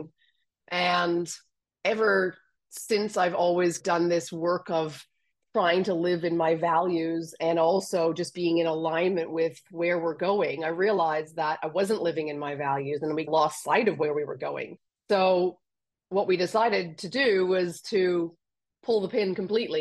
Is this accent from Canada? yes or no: yes; Canada; accent: Canadian; moved away as an adult; also born or lived in Australia; now in France; I'm Canadian, so my accent is Canadian. And I went from Canada to Australia at 26 for a month, and I stayed for 17 years.